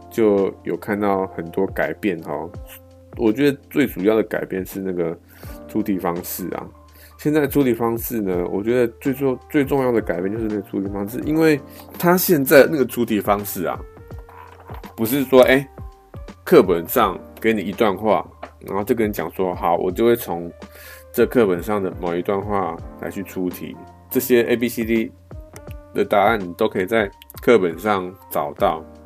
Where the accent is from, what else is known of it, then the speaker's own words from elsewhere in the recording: Taiwan; 我们台湾